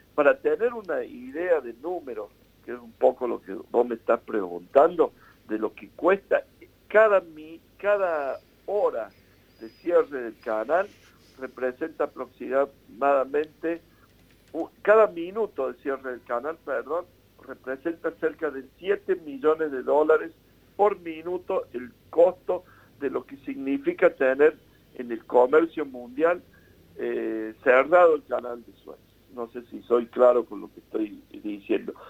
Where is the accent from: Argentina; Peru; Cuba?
Argentina; Lo vemos nosotros como argentinos